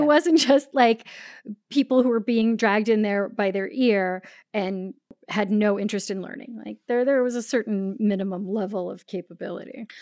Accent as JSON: {"language": "English", "town": "San Diego", "region": "California", "country": "United States", "tie": "born or raised there", "said": "we grew up in North County, San Diego"}